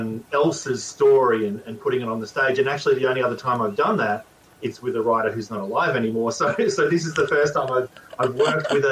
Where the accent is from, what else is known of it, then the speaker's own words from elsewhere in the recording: Australia; I grew up in Australia.